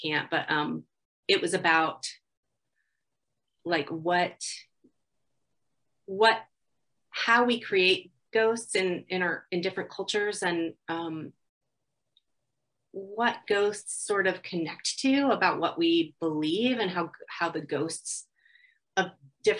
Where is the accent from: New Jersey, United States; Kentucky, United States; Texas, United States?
New Jersey, United States; Ringwood; I grew up in Ringwood, New Jersey, and it was called Ringwood Manor.